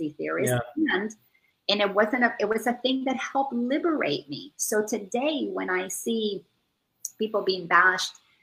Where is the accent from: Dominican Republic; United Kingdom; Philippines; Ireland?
Dominican Republic; moved away; I grew up in the Dominican Republic